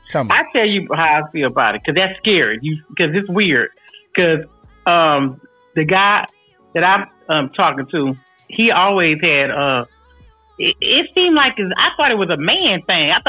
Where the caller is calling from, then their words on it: California, United States; I'm checking in from the Bay Area.